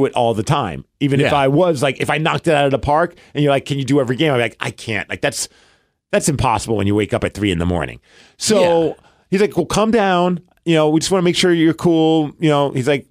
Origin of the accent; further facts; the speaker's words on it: New York City, New York, United States; now in Seattle, United States; oh, Brooklyn.